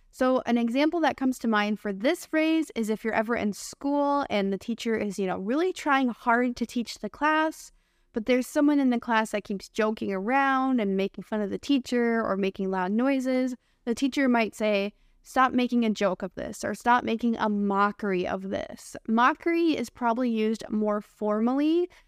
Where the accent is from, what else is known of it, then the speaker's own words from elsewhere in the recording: United States; accent: American English; I'm your American English teacher and friend